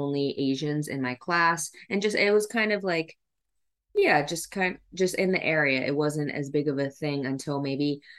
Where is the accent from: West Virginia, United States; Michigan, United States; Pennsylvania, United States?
Pennsylvania, United States; Lancaster County; also born or lived in Yangzhou, China; I grew up in the Lancaster County, Pennsylvania area.